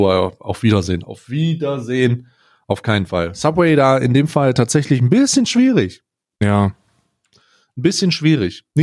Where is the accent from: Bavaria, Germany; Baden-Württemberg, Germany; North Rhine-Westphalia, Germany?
North Rhine-Westphalia, Germany; Cologne; Aber als Kölner habe ich immer, äh, also als Kölner oder wenn Kölner das beschreiben, haben die immer gesagt, das ist sehr, sehr gut.